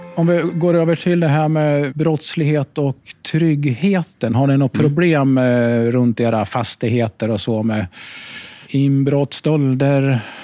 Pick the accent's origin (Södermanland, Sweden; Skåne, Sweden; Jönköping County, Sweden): Södermanland, Sweden; Katrineholm; 2C, där är jag uppväxt